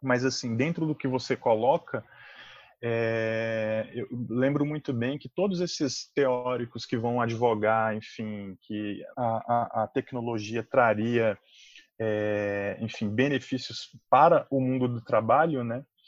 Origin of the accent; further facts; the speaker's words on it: Brasília, Federal District, Brazil; eu sou um cidadão aí brasiliense